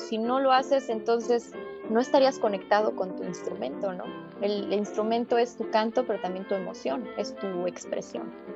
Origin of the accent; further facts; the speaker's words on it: Mexico; como mexicana que soy